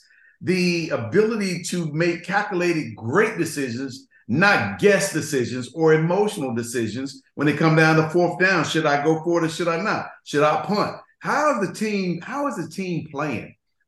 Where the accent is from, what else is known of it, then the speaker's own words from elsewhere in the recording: Florida, United States; we both are from the South. Jerry's from obviously Mississippi, and I'm from Florida.